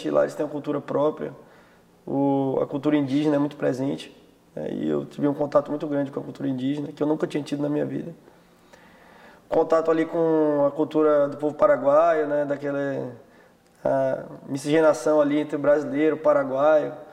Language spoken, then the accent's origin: Portuguese; Salvador, Bahia, Brazil; Vim de Salvador. É, bem longe daqui, que uma cultura completamente diferente.